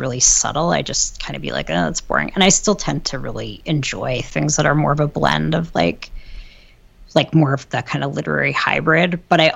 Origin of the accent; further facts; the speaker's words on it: Ann Arbor, Michigan, United States; I grew up in Ann Arbor